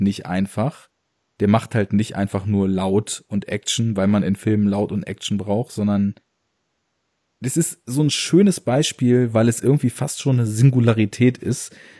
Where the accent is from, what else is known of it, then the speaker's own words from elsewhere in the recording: Braunschweig, Lower Saxony, Germany; ich komme ja aus Braunschweig